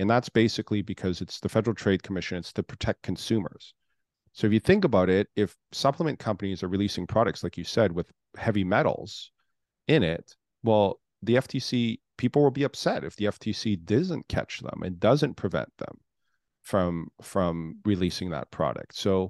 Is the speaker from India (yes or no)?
no; Canada; now in United States; originally I'm from Canada. I've lived all over the world.